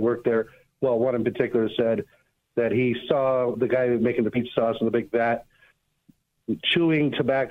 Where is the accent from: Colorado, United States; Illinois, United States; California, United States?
Colorado, United States; Longmont; when I was a teenager, I grew up in Longmont as well